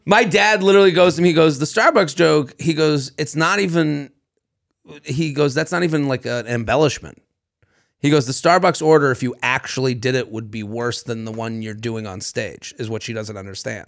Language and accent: English; Boston, Massachusetts, United States; We're from Boston